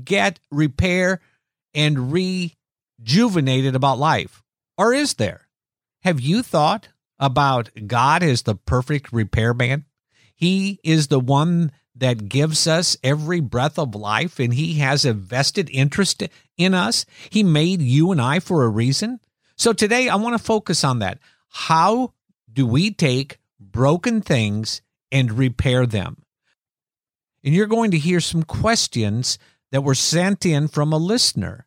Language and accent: English; Iowa, United States; as a child growing up in Iowa, we really weren't a religious family